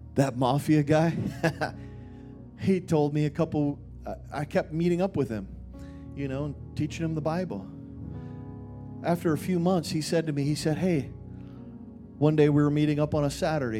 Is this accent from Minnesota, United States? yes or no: yes; Minnesota, United States; moved away; also born or lived in Dallas, Texas; I grew up in Minnesota.